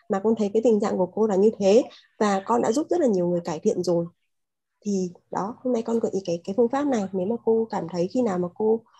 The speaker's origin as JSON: {"language": "Vietnamese", "region": "Da Nang", "country": "Vietnam", "said": "Mình đến từ Đà Nẵng, thị trường không cũ không mới của Amway"}